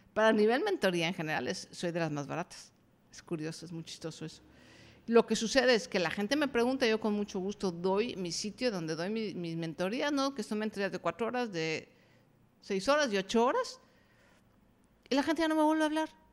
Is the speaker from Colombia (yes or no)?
no; Mexico; yo soy mexicana